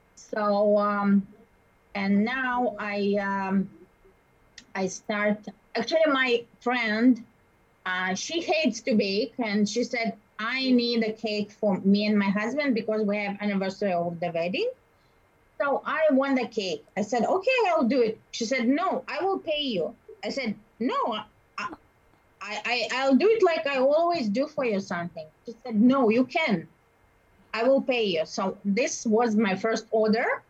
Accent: Russia; English is a second language; moved away as an adult; now in Winnipeg, Canada; I'm from Russia.

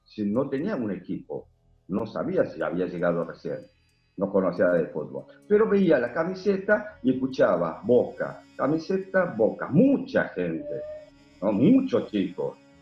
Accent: South Korea; born or raised there; now in Argentina

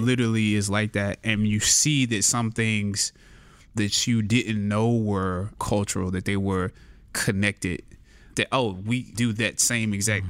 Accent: Anderson, South Carolina, United States; born or raised there

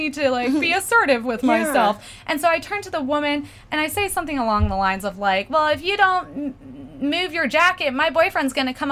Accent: Pennsylvania, United States; now in New York, United States; I'm from Pennsylvania.

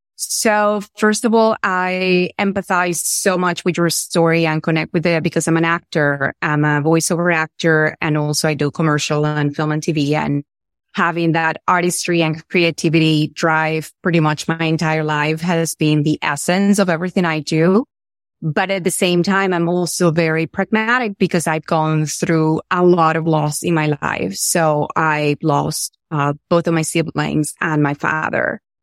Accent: Venezuela; I'm from Venezuela

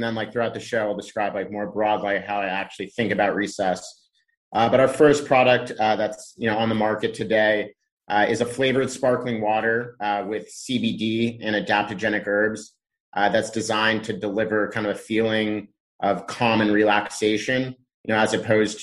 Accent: Laguna Beach, California, United States; moved away as an adult; also born or lived in Boston / San Francisco; So I grew up in Southern California in a small kind of surf town called Laguna Beach

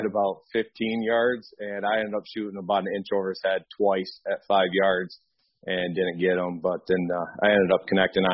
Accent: Sparta, Michigan, United States; I'm originally from Sparta, Michigan, just north of Grand Rapids, and just grew up kind of a farm kid in country

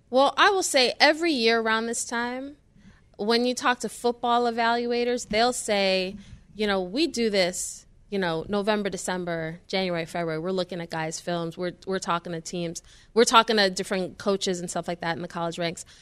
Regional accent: New York City, New York, United States; I'm from New York City

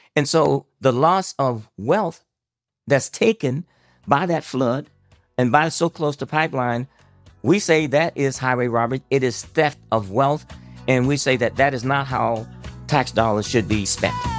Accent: Elba, Alabama, United States; moved away as an adult; I grew up in Elba, Alabama in the fifties

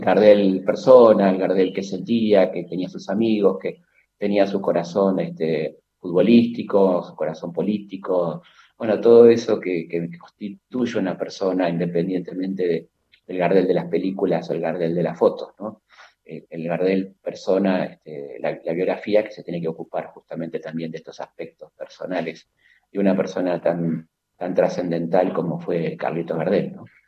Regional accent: Argentina; como tantos argentinos, en el caso en la escuela secundaria

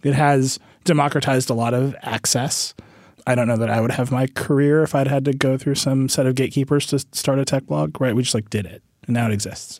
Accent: Wisconsin, United States; in my home state of Wisconsin

